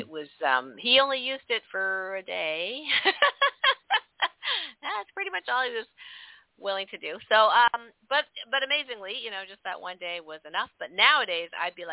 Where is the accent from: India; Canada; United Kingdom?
Canada; I'm Canadian.